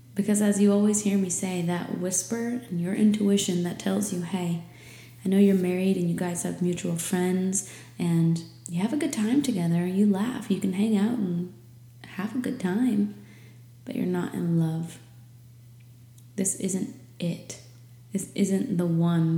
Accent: New England, United States; moved away as an adult; now in Florida Keys, United States; I was growing up in New England where it gets dark at 4 p.m.

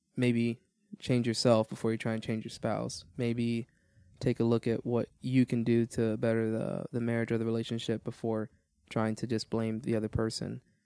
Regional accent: Miami, Florida, United States; moved away as an adult; also born or lived in Georgia; I was born in Miami, Florida, uh, raised there all my life, and then ended up joining the Marine Corps

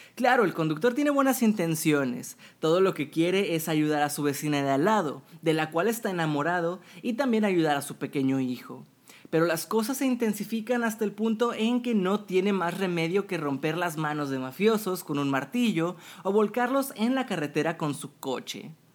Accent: Monterrey, Nuevo León, Mexico; mi ciudad natal, Monterrey, México

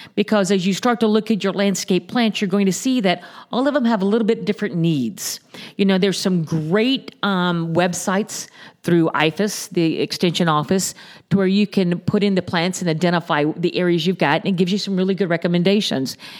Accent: Naples, Florida, United States; born and raised in the Naples area.

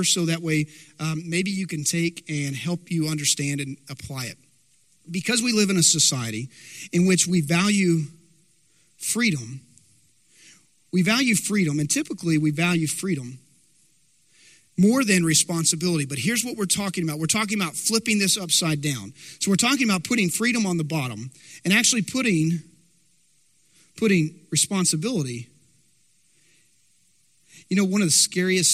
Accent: Dumas, Texas, United States; I remember growing up in Dumas. Now, Dumas, Texas, it's north of Amarillo, Texas Panhandle

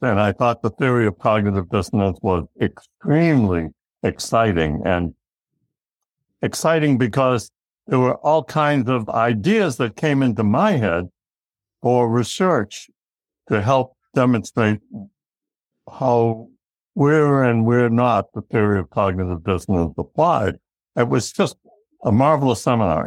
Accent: Massachusetts, United States; we lived in a, a blue collar town just a little bit northeast of Boston, Massachusetts

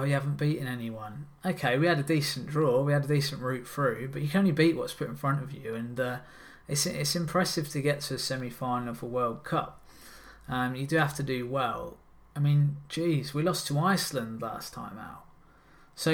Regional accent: England, United Kingdom; I am English

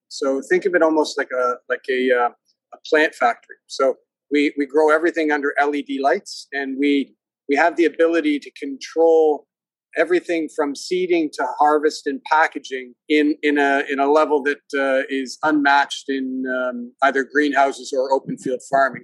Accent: Hamilton, Ontario, Canada; moved away as an adult; also born or lived in Japan / Argentina / Singapore / United States; I grew up in the Hamilton area, Hamilton, Ontario

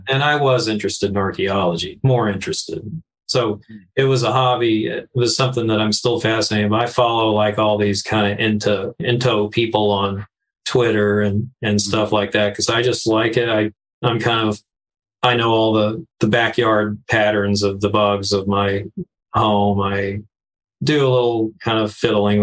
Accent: Stillwater, Oklahoma, United States; moved away; I grew up in Stillwater, Oklahoma, which is where Oklahoma State University is

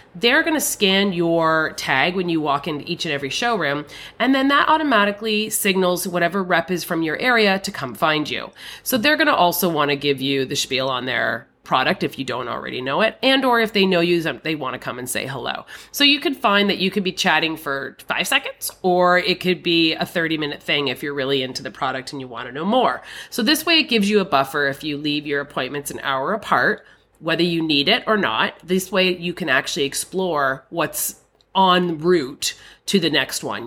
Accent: Canada; I'm a Canadian.

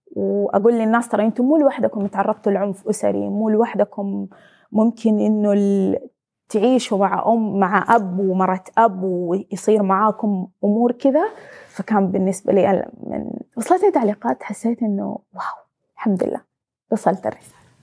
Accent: Saudi Arabia; انا بنت سعوديه

